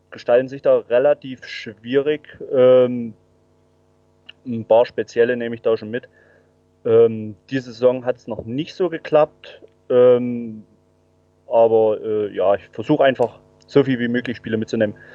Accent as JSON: {"language": "German", "region": "Saxony", "country": "Germany", "said": "bin waschechter Erzgebirgler, ähm, wohne jetzt nicht in Aue, 80 Kilometer östlich."}